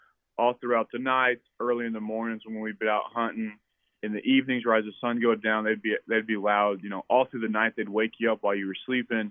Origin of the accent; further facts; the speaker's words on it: New Braunfels, Texas, United States; I am originally from New Braunfels, Texas